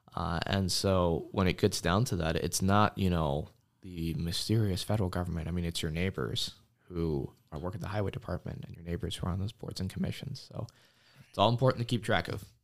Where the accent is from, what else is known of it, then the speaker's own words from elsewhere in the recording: Washington, District of Columbia, United States; moved away as an adult; now in Oshkosh, United States; I was actually born, and my two sisters, they were born in the DC area, but I've been coming up to this area in one way or another since I was a baby.